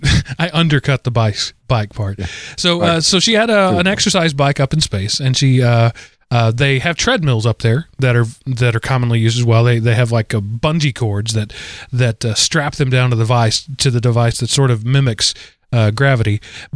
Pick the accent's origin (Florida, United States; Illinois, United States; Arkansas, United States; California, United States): Florida, United States; That's right. I'm from Florida. I've seen worse.